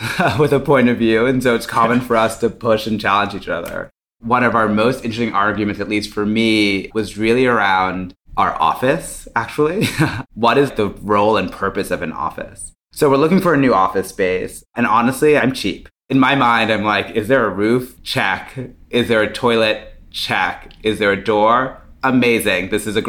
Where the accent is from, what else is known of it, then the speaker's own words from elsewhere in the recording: Boston, Massachusetts, United States; being from the Caribbean. I also hate being cold, but it's something that I taught myself growing up in Boston.